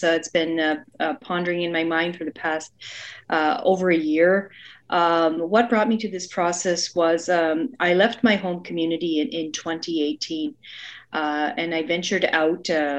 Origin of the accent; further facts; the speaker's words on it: Listuguj Mi'gmaq First Nation, Quebec, Canada; I'm from the Listigouche Mi'kmaq First Nation. I'm a mother, a grandmother.